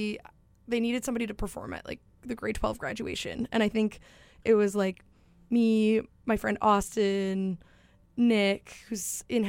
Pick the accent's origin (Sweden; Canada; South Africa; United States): Canada; Stonewall, Manitoba; I grew up in Stonewall, so only, like, 30 minutes away